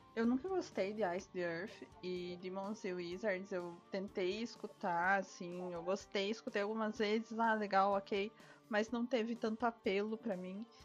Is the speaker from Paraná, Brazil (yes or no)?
yes; Paraná, Brazil; eu sou paranaense